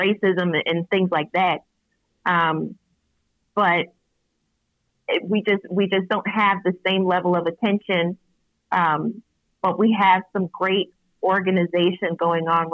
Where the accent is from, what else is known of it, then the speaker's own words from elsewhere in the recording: Syracuse, New York, United States; my hometown of Syracuse, New York